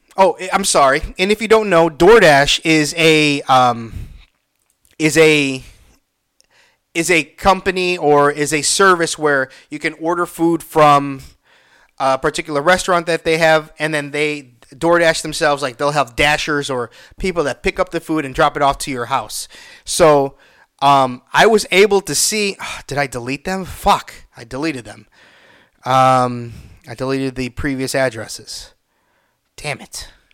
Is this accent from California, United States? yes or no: no; Illinois, United States; I'm from Illinois.